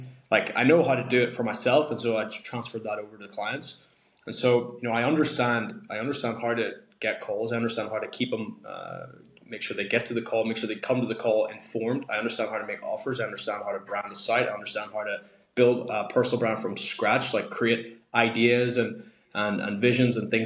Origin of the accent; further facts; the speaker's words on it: Ireland; growing up in Ireland, all the sports are tough